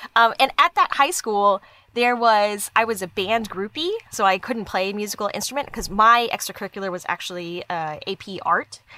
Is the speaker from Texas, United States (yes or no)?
yes; Dallas, Texas, United States; I grew up in Dallas, Dallas